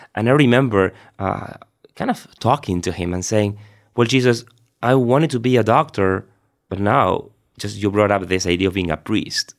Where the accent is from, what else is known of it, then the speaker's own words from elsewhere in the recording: Argentina; moved away as an adult; also born or lived in Rome; I was born and raised in Argentina